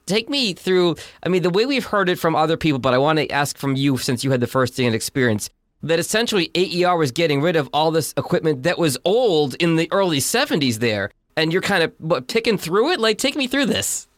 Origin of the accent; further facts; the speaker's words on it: Boston, Massachusetts, United States; moved away as an adult; I was from Boston, five hours from home